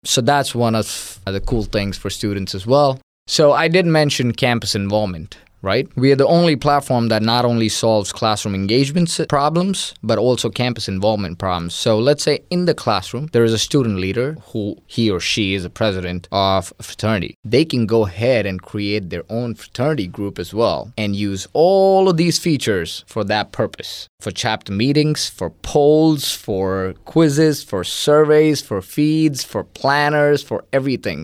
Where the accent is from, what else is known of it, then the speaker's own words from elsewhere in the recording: India; moved away as an adult; now in Mississippi, United States; I'm originally from India, born and raised for twenty-one years